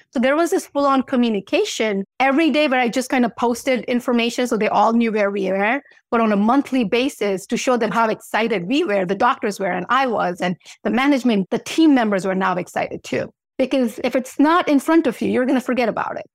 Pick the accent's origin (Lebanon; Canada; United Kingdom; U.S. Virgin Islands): U.S. Virgin Islands; moved away; I grew up in Saint Thomas, and beach is my thing